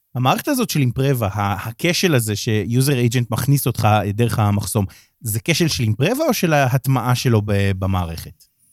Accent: Rehovot, Central District, Israel; אני יליד רחובות

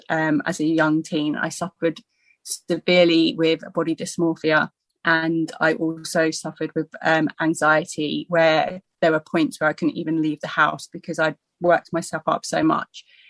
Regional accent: Surrey, South East England, United Kingdom; I was brought up in Surrey

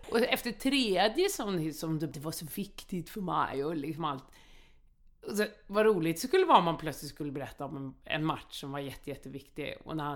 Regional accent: Malmö, Skåne, Sweden; Så är det där jag växte upp i Rosengård.

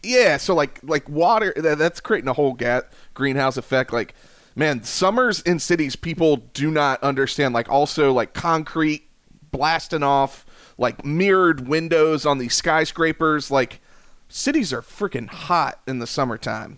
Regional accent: Columbia, South Carolina, United States; I'm from Columbia, South Carolina

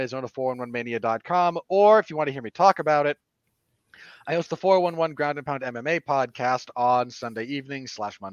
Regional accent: Salt Lake City, Utah, United States; my home state of Salt Lake City

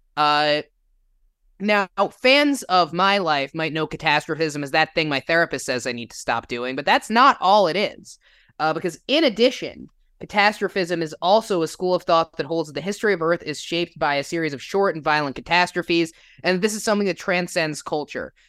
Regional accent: New Jersey, United States; now in Illinois, United States; I grew up in New Jersey, if you can't tell from the accent. I live in Illinois

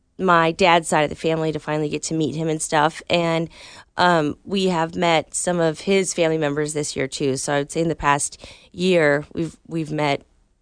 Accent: Tucson, Arizona, United States; now in Tulsa, United States; when we got to go back home to Tucson

